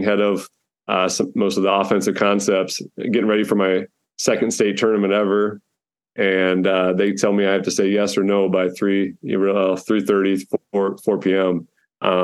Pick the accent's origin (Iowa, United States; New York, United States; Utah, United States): Iowa, United States; born or raised there; also born or lived in Fort Dodge, Iowa / Fairmont / Glenwood, Iowa